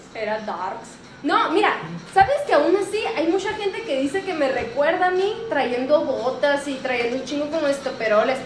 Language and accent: Spanish; Aguascalientes, Mexico; yo soy de Aguascalientes. Y en Aguascalientes, en los, en los kinder hacían una evaluación psicológica